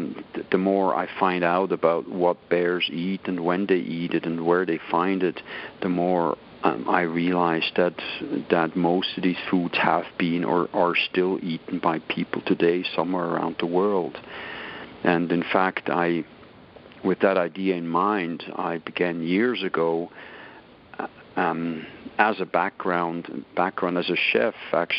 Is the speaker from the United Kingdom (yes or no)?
no; Switzerland; English is a second language; moved away as an adult; I was 19 years old when this happened. I was young and naive. I barely spoke any English. I was pretty fresh out of Switzerland.